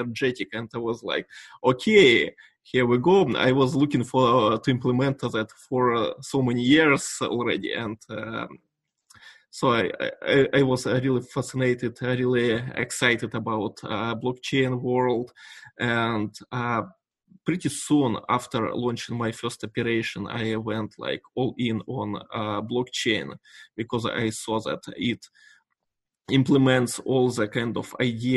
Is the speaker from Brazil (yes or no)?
no; Yekaterinburg, Sverdlovsk Oblast, Russia; English is a second language; moved away as an adult; also born or lived in Palo Alto, California; now in Bratsk, Russia; I had a piece of real estate in my hometown in Yekaterinburg